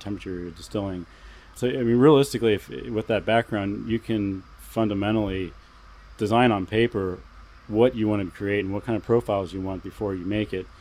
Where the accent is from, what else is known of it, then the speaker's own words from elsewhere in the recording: Columbus, Ohio, United States; moved away as an adult; now in Vashon Island, United States; we're originally from Columbus, Ohio